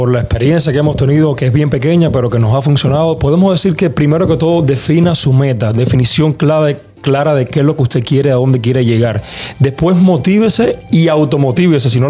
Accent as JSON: {"language": "Spanish", "country": "Cuba", "said": "O sea, soy cubano, vengo de, una familia que con pocas posibilidades económicas, pero no humilde, porque éramos muy ricos en, educación, muy ricos en muchas cosas."}